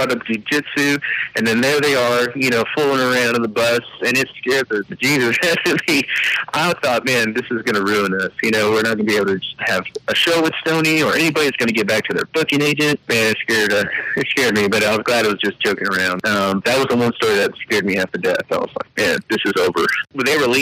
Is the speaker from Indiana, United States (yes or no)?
no; Edinburg, Texas, United States; also born or lived in Austin, Texas; my aunt and uncle helped raise me down here in South Texas in Edinburgh